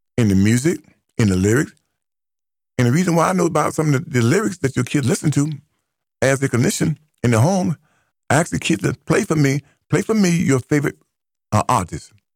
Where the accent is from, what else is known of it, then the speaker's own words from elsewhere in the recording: United States; as an American, not an African, as an American, who identifies as an American descendant of slavery